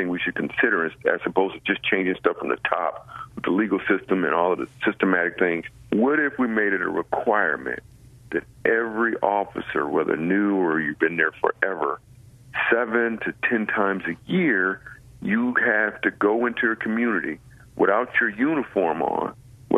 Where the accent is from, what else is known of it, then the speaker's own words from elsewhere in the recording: Grand Rapids, Michigan, United States; I grew up in Grand Rapids, Michigan.